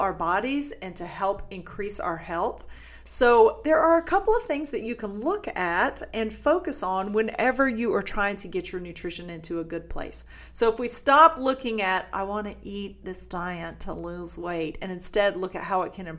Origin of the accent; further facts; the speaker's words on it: the South, United States; I'm from the South